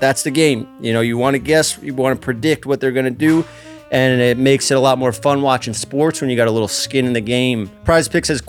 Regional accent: New York City, New York, United States; We grew up together in Staten Island.

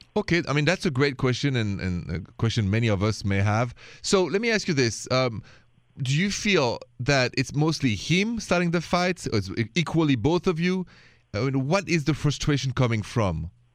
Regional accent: Paris, Île-de-France, France; now in United States; You know I'm French. Français Américain, French American. And so I come from Paris.

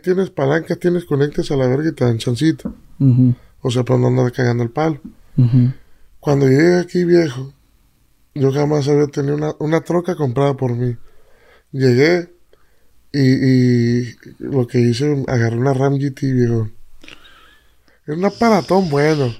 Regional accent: Tomatlán, Jalisco, Mexico; Yo soy de Tomatlán, Jalisco

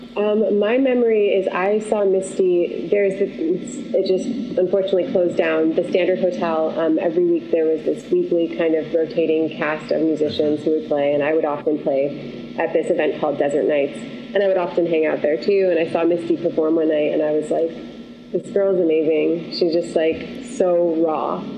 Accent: Syracuse, New York, United States; moved away; also born or lived in Los Angeles / Costa Rica; I'm from Syracuse, New York

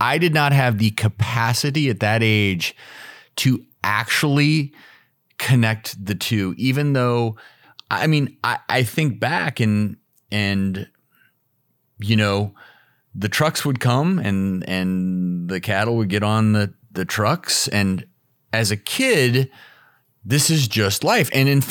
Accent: Midwest, United States; So I'm from the Midwest. I still go back to the family farm all the time in Nebraska.

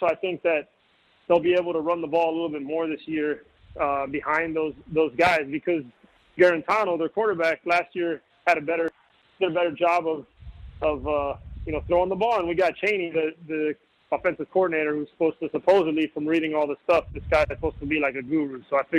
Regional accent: Miami, Florida, United States; moved away as an adult; also born or lived in Tennessee; I grew up in Miami

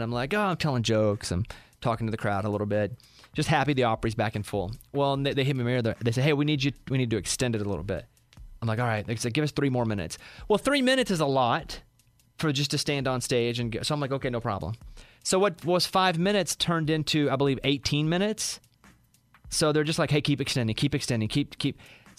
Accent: Arkansas, United States; Growing up in Arkansas, we didn't have a lot of Arkansans that we could have looked up to as someone who left, was proud, and made a name saying, hey, I'm from Arkansas.

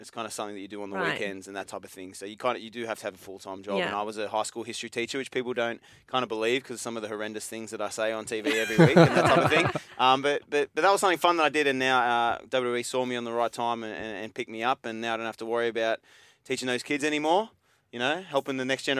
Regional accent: Australia; moved away; also born or lived in Sydney; especially as an Australian

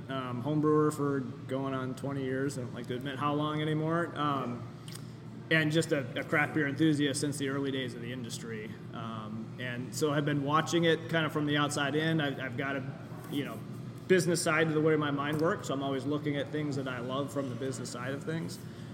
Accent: Ann Arbor, Michigan, United States; I'm lifelong Michigander, born and raised in Ann Arbor.

